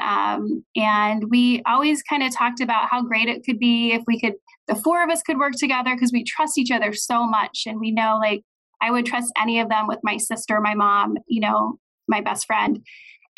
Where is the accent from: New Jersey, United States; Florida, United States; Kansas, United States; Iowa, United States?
Kansas, United States; Olathe; also born or lived in St. Louis, Missouri; I am from the Kansas City area. I grew up in Olathe